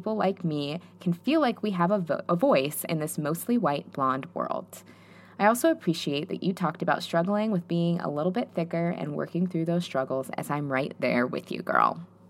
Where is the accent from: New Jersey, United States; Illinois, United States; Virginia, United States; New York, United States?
New York, United States; New York City; I'm a Latina from New York City, and all of my close friends are multicultural.